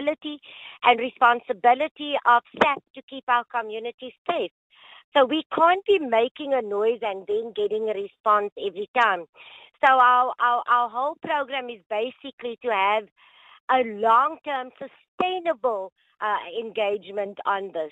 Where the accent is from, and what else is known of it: South Africa